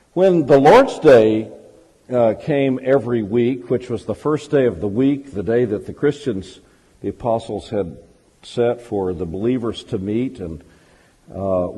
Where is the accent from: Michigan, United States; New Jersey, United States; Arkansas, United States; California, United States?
Arkansas, United States; Fordyce; I'm actually not only an Arkansan, but I'm a southern Arkansan. I was born in Fordyce